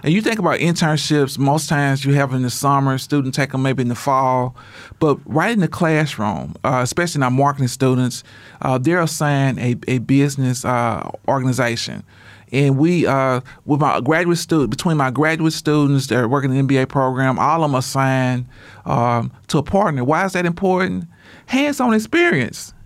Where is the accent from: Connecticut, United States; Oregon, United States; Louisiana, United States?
Louisiana, United States; Shreveport; now in Oklahoma, United States; I'm originally from Shreveport, Louisiana.